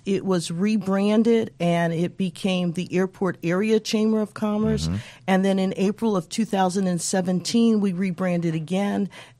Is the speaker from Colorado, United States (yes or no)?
yes; Colorado, United States; I spent a few years in the North, area of the United States. I've spent most of my time in Colorado, so I am a Coloradan by way of the U.S. Census.